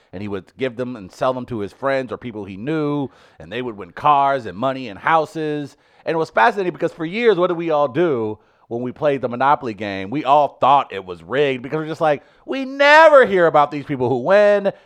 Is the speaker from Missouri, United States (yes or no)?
yes; St. Louis, Missouri, United States; my hometown